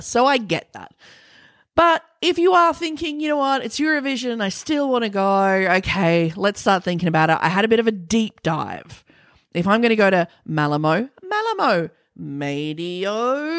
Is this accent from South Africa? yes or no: no; Australia